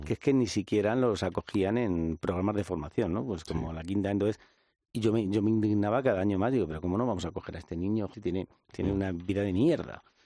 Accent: Madrid, Community of Madrid, Spain; soy un joven de Vallecas

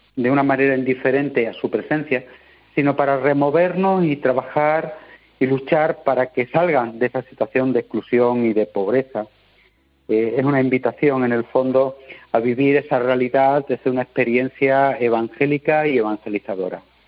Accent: Badajoz, Extremadura, Spain; en Badajoz, de donde soy donde soy diocesano, ¿eh? de la de Badajoz

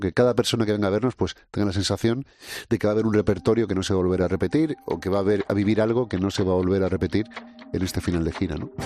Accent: Canary Islands, Spain; now in Basque Country, Spain

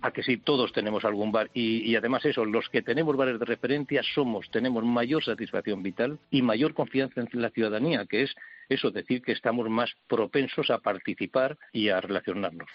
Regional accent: a village in Soria, Castile and León, Spain; en mi pueblo, 770 habitantes, soy un pueblo de Soria

